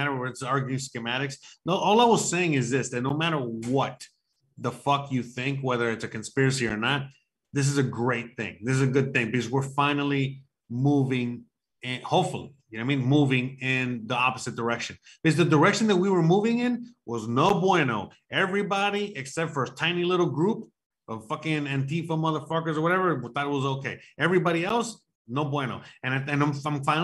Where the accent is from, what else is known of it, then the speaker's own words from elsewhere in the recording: United States; now in Mexico; I'm the American citizen living in Mexico